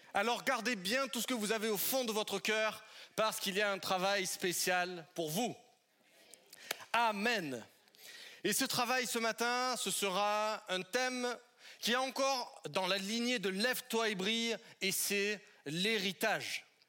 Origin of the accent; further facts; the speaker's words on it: southern French Alps, France; now in Paris, France; de là où je suis originaire, dans le sud des Alpes de la France